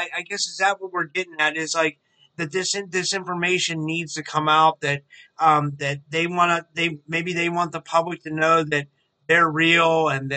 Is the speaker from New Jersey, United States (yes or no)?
no; Pittsburgh, Pennsylvania, United States; accent: East Coast; I'm from Pittsburgh, so I probably have an accent to you guys